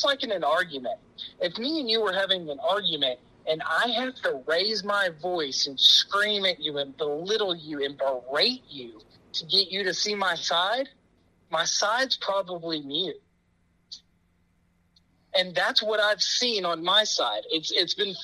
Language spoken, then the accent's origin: English; Texas, United States; growing up in Texas in the Bible Belt